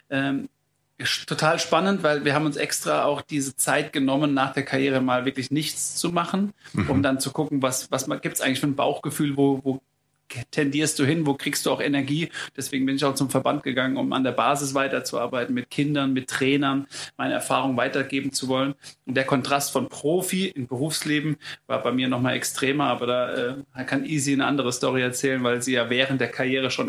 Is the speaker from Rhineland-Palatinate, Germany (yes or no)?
no; Obernburg, Bavaria, Germany; mit der Stadt Obernburg, da wo ich herkomme